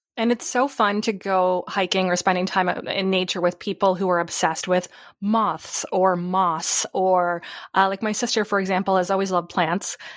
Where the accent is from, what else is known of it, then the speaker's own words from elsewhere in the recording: Tilbury, Ontario, Canada; I'm actually from Southern Ontario. It's actually called Tilbury.